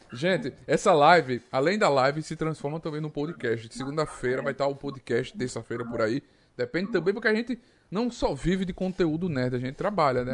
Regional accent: Arapiraca, Alagoas, Brazil; Eu sou de Arapiraca, tenho orgulho

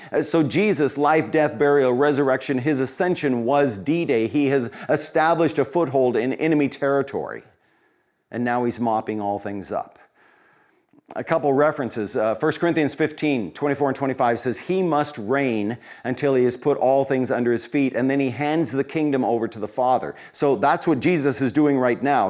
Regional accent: Colorado, United States; Growing up in Colorado, small kid in small town U S

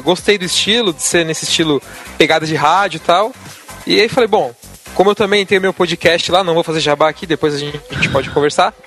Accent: São Paulo, Brazil; Eu sou de São Paulo, capital, na Zona Lost

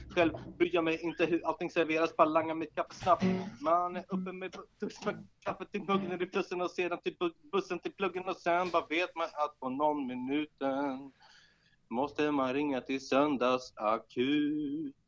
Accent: Storvreta, Uppsala County, Sweden; där jag växte upp ute, utanför Uppsala, i, i en liten, Storvreta heter det

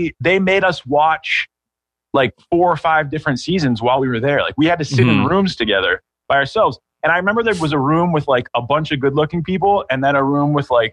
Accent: Pittsburgh, Pennsylvania, United States; now in San Francisco, United States; I'm from Pittsburgh. My family's still there and my business is actually based there

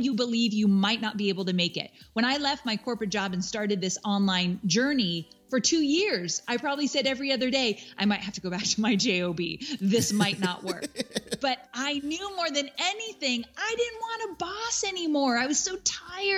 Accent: California, United States; moved away as an adult; now in Nashville, United States; I am born and raised in California, went to college in California, like my whole life, never been out of California in terms of where I've lived.

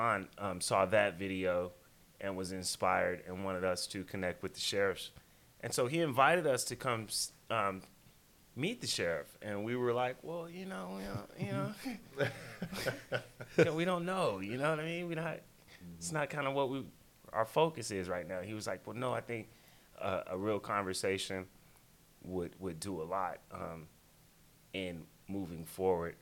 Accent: Chicago, Illinois, United States; moved away as an adult; now in Marysville, United States; I was born and raised in Chicago, Illinois

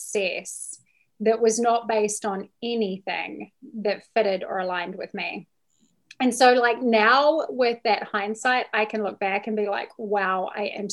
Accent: New Zealand; moved away as an adult; now in United States; So I am from New Zealand

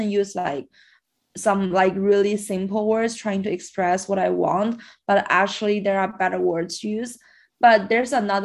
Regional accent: China; first language Chinese; English is a second language; moved away as an adult; now in Canada; I actually grew up in China. And before I just like use Chinese as my first language to communicate. After I moved here for university, English become the main language I use.

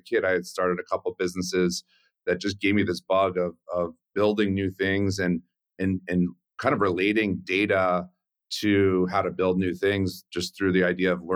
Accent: Westchester County, New York, United States; I actually grew up in Westchester County outside of New York City in a suburb

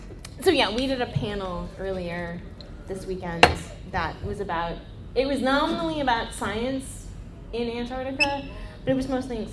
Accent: California, United States; Zinfandel, because I'm from California.

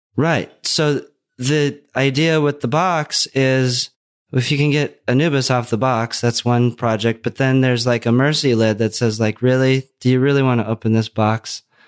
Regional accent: Minnesota, United States; moved away; also born or lived in Los Angeles / Oregon; the growing up in Minnesota

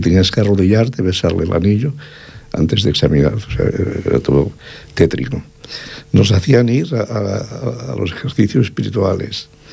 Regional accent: Cerdanya, Catalonia, Spain; yo soy hijo de la Cerdaña

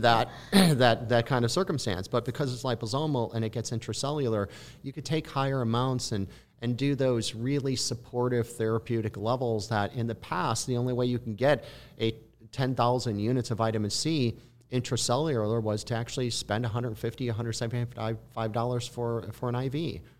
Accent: Midwest, United States; moved away; I'm initially from the Midwest

